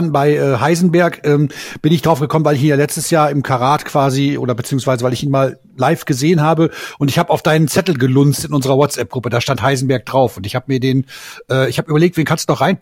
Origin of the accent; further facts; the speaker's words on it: Georgsmarienhütte, Lower Saxony, Germany; werde ich aus meiner Heimatstadt Georgsmarienhütte mit dem Fahrrad fahren. Das sind etwa 140 Kilometer